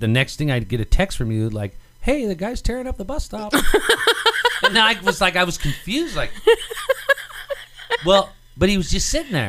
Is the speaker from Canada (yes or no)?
no; United States